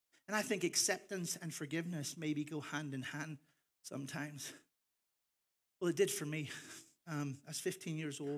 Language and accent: English; Ireland; I am Irish, and so I'm proud of my heritage. I'm also American, so I'm confused because I have two passports.